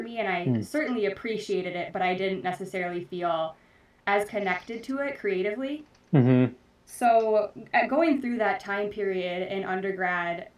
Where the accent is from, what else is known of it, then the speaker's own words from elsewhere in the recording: Gladstone, Michigan, United States; now in Madison, United States; I'm originally from the Upper Peninsula of Michigan in the Gladstone area on the lake. And I've been living in Madison, Wisconsin for about 10 years.